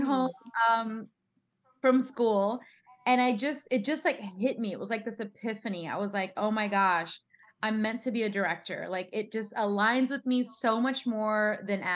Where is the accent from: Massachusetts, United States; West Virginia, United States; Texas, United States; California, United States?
Texas, United States; San Antonio; moved away as an adult; also born or lived in Queens, New York; now in Los Angeles, United States; I was raised in San Antonio, Texas